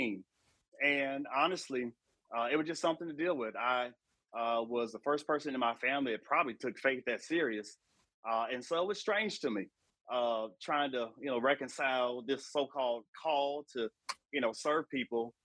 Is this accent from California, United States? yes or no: no; Elyria, Ohio, United States; moved away as an adult; also born or lived in Nashville, Tennessee; I grew up in a small city west of Cleveland called Elyria, about 52,000 people